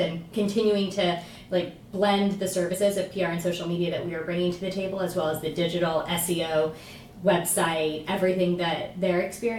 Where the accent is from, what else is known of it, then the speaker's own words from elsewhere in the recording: Houston, Texas, United States; also born or lived in New York; I'm from Houston, so came home.